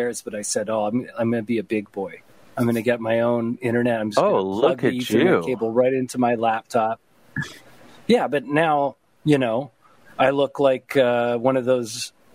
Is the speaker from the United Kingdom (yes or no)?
no; Toronto, Ontario, Canada; When I grew up in Toronto, there was like a grimness to the area.